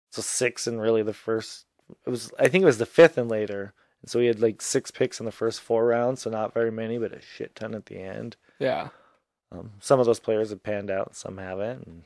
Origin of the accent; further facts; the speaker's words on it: Minnesota, United States; we grew up in Minnesota as a Viking fan.